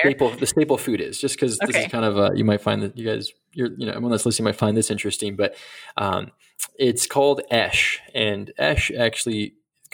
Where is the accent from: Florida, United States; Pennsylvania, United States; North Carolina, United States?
Florida, United States; Central; also born or lived in Senegal / New York; I grew up in Central Florida, which is, I grew up like an hour from the Pioneers USA headquarters